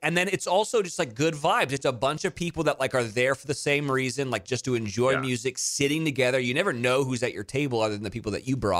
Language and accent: English; Pebble Beach, California, United States; I'm from Pebble Beach